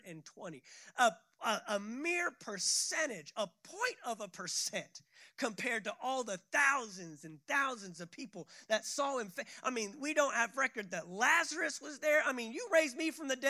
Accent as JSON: {"language": "English", "town": "Fort Worth", "region": "Texas", "country": "United States", "tie": "born or raised there", "also_born_or_lived": "San Antonio, Texas / Tulsa, Oklahoma", "moved": "as an adult", "said": "I grew up in a city called Fort Worth, Texas"}